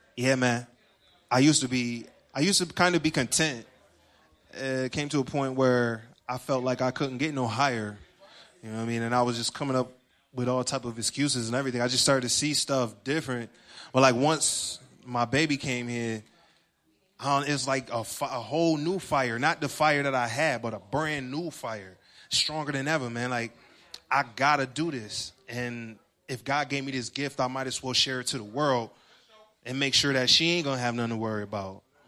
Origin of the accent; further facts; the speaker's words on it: Rochester, New York, United States; I'm from Rochester, New York. That's upstate